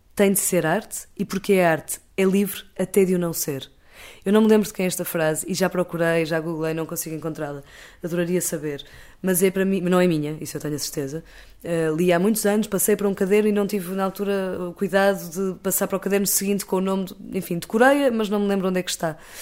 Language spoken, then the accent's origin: Portuguese; Portugal; nós, enquanto portugueses